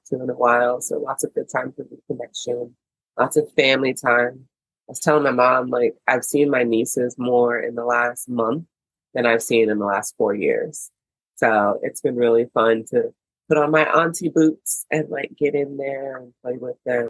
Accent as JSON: {"language": "English", "country": "United States", "also_born_or_lived": "Beijing, China", "said": "I'm an American, now living in America."}